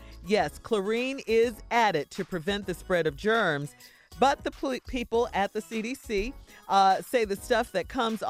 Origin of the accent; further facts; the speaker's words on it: Chicago, Illinois, United States; Especially growing up in Chicago where summer was only 2 months out of the 12-month year.